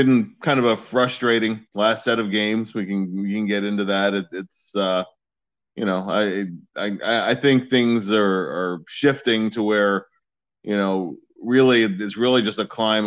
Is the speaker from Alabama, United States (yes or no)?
no; Philadelphia, Pennsylvania, United States; I grew up in Northeast Philadelphia